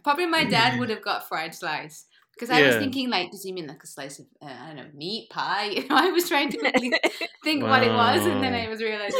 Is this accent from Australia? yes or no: no; England, United Kingdom; It's kind of the worst, you know, compliment saying that I'm English and I have a good English accent.